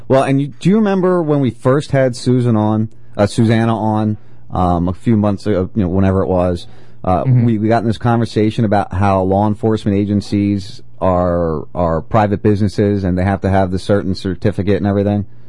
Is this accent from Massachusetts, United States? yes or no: no; New Jersey, United States; I've been friends with cops all my life, growing up in Jersey